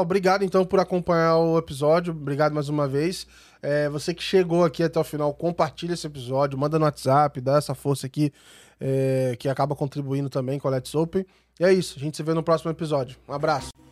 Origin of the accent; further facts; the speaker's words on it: Volta Redonda, Rio de Janeiro, Brazil; moved away; eu fui lá na minha cidade, em Volta Redonda